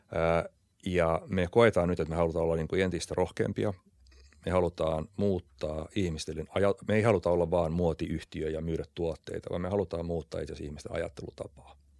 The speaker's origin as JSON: {"language": "Finnish", "country": "Finland", "tie": "born or raised there"}